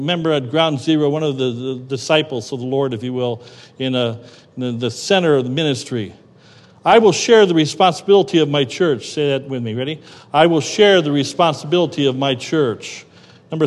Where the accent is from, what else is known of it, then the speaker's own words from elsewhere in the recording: Cleveland, Ohio, United States; I grew up near Cleveland, Ohio